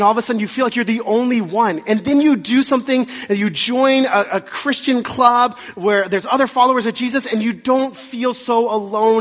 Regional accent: Dallas, Texas, United States; born or raised there; also born or lived in Amarillo, Texas

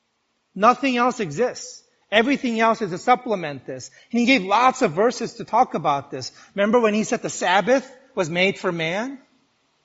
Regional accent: New York, United States; I'm a New Yorker

